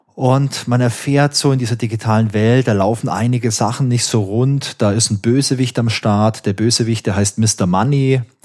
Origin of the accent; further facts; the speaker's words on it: Karlsruhe, Baden-Württemberg, Germany; Ich komme auch aus Karlsruhe, genau wie